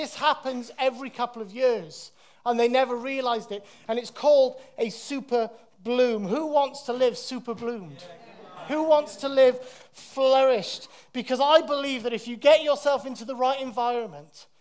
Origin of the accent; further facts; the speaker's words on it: Wales, United Kingdom; moved away; when I was living in Wales, growing up in Wales